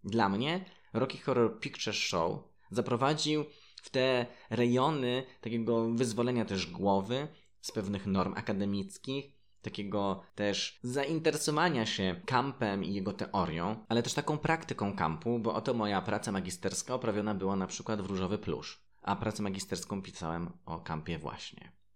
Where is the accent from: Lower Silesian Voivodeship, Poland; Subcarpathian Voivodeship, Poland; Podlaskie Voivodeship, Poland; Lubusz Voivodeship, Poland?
Lower Silesian Voivodeship, Poland; Zgorzelec; Mieszkając i wychowując się w Zgorzelcu